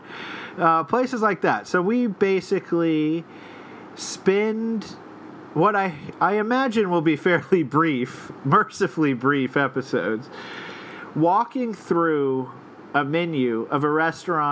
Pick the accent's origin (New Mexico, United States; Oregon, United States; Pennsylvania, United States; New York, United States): New Mexico, United States; Albuquerque; now in Brooklyn, United States; We're from Albuquerque.